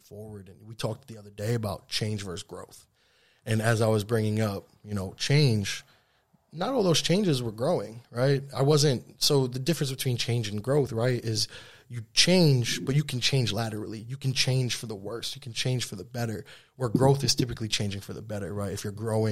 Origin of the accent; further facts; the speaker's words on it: Troy, New York, United States; moved away as an adult; also born or lived in Manhattan, New York / Australia; My college was here. I went to high school, middle school, and college on the same city block